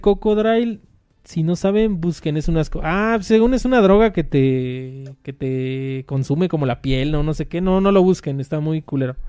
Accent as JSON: {"language": "Spanish", "region": "Mexico City", "country": "Mexico", "said": "nosotros somos de aquí de la Ciudad de México"}